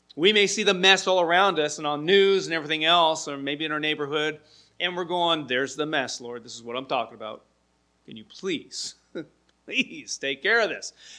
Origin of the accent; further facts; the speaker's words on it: Milwaukee, Wisconsin, United States; also born or lived in Portland; I remember as a young kid when we moved here to Milwaukee from Portland, my stepfather and my mom found a house in an uh, area near Linwood Elementary School. Lived in the neighborhood there and got there when I was third in, starting third grade.